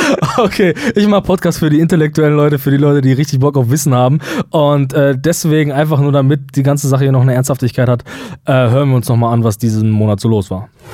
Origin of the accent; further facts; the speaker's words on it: Germany; wir als Deutsche